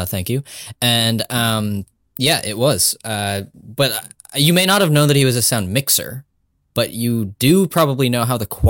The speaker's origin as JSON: {"language": "English", "country": "United States", "said": "I wouldn't know anything about that as an Indian American."}